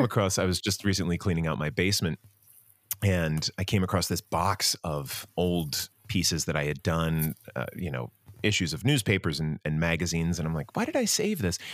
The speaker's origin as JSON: {"language": "English", "town": "Medford", "region": "New Jersey", "country": "United States", "tie": "born or raised there", "said": "now that I am an adult with a family and a real investment in my hometown, I'm still here in Medford"}